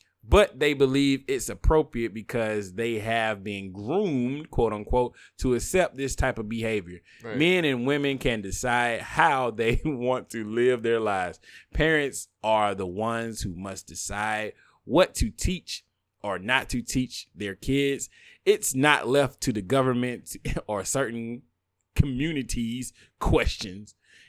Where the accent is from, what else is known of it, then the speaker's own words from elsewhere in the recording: the South, United States; But I'm a bigot from the South.